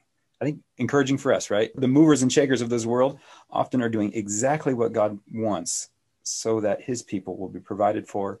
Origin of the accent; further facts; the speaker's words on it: San Jose, California, United States; I'm know from California. I say the state. And then people say, oh, where? San Jose. San Jose is a pretty boring city.